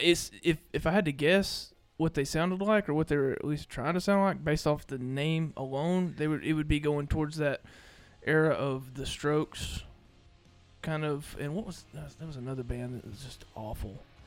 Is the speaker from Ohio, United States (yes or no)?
no; Mississippi, United States; I'm from Mississippi